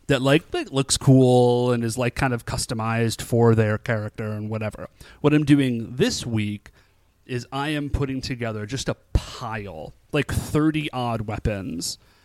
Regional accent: Cleveland, Ohio, United States; we are from Cleveland

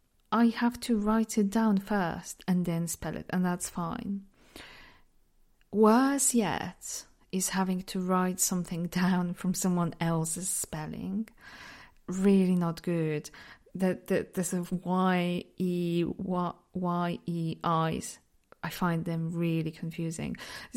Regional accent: Poland; accent: mix of accents; English is a second language; I'm from Poland, but because I lived in so many different places, my accent is just a bit, it's just a mix of all different accents

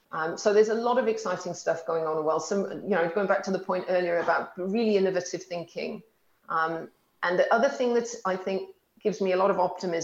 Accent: Wales, United Kingdom

